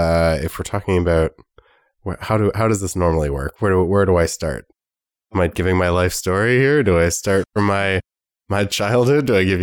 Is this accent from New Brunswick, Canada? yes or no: no; Ottawa, Ontario, Canada; I'm from Ottawa. I work for the Government of Canada.